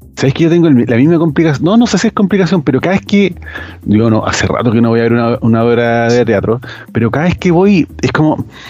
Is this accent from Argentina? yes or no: no; Chile; cómo somos los chilenos